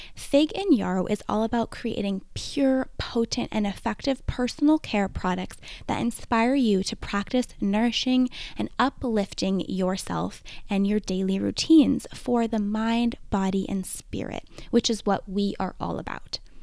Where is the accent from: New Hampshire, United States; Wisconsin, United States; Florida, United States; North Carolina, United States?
New Hampshire, United States; I grew up in New Hampshire